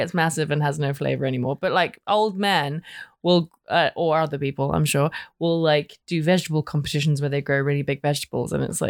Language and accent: English; United Kingdom; I'm British